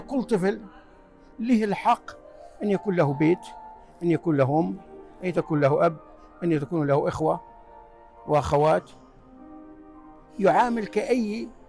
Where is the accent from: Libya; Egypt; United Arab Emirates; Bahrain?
Libya; moved away as an adult; now in United States; أنا جيت من ليبيا في من ليبيا إلى أمريكا سنة 1978 طالب درست بالجامعة في ولاية يوتا وتخرجت مهندس الإلكترونية